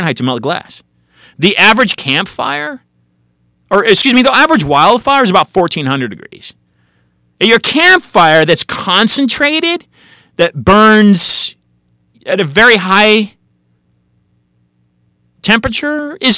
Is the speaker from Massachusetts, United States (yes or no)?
no; California, United States; I was born and raised in California